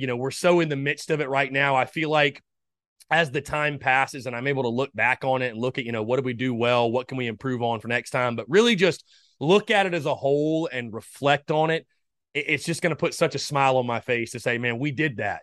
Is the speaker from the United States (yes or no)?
yes; North Augusta, South Carolina, United States; I am from North Augusta, South Carolina. I'm from the C S R A. So I had a really good feeling coming back to my hometown